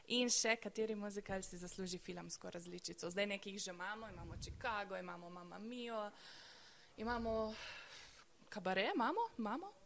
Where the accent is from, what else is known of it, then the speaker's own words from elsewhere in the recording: Nova Gorica, Goriška, Slovenia; kot novogoričanka